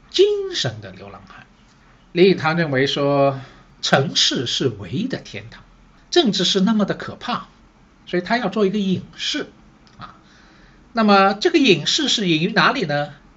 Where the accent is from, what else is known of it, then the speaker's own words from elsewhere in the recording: Shanghai, China; 我是上海人，所以呢，对城市这一块呢，好像也特别有感觉